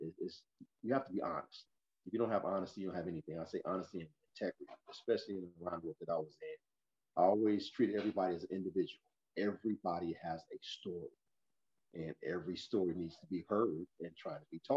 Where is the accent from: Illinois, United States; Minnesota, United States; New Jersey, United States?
Illinois, United States; Chicago; also born or lived in St. Louis, Missouri; I was born in St. Louis, Missouri. Mother moved to Chicago when I was three